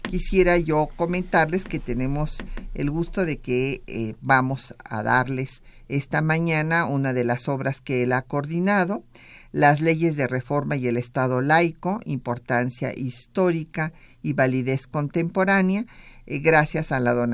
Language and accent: Spanish; Sinaloa, Mexico; tenemos el gran gusto de que nos acompañe un paisano, yo me siento sinaloense, así es que un paisano sinaloense